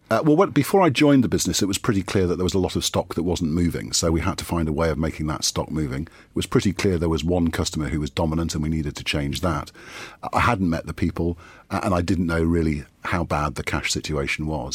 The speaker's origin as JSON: {"language": "English", "area": "Geordie", "region": "North East England", "country": "United Kingdom", "said": "as a Geordie"}